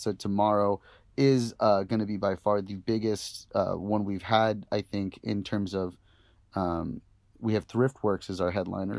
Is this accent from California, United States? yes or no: yes; Santa Ana, California, United States; I grew up in Santa Ana